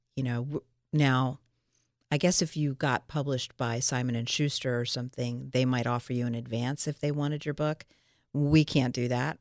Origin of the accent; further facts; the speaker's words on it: Philadelphia, Pennsylvania, United States; also born or lived in Los Angeles, United States; now in Milton, United States; we're from Philadelphia and Pittsburgh. We're uh, me, Philly, Dave, Pittsburgh